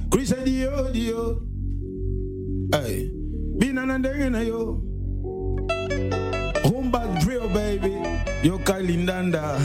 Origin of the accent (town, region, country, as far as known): Liège, Wallonia, Belgium; also born or lived in South Africa / DR Congo